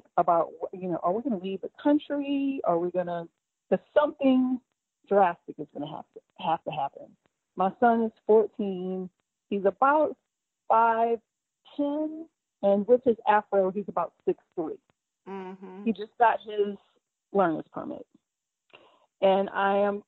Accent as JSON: {"language": "English", "town": "New Orleans", "region": "Louisiana", "country": "United States", "moved": "as an adult", "lives_now": "Lawrenceville, United States", "said": "I am originally from New Orleans. I moved here after I graduated from LSU"}